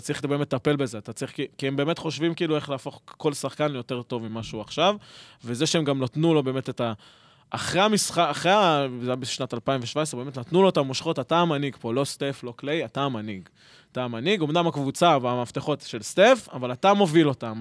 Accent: Petah Tikva, Central District, Israel; אני נולדתי בבית חולים בפתח תקווה

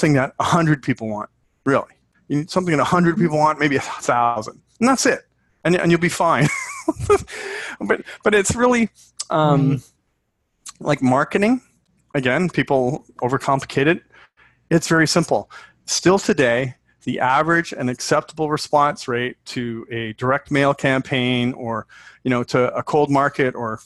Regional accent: Canada; I'm Canadian

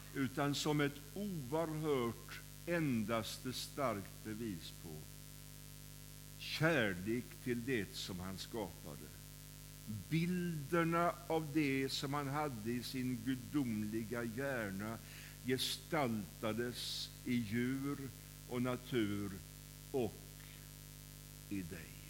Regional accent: Kållered, Västra Götaland, Sweden; När jag var, när jag var barn så var jag med i scouterna i SMU, som det hette då, i Kållered, där jag kommer ifrån.

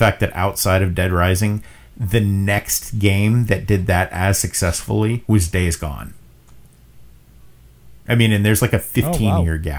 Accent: the Northern United States, United States; as a Northerner

